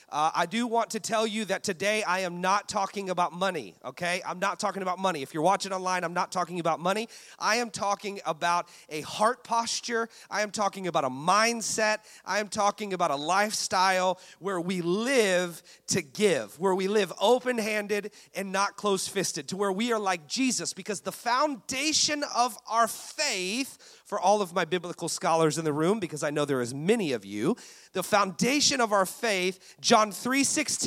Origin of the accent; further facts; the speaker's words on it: Orlando, Florida, United States; now in Philadelphia, United States; But I'm familiar with the Southern hospitality because I'm originally from Orlando, Florida.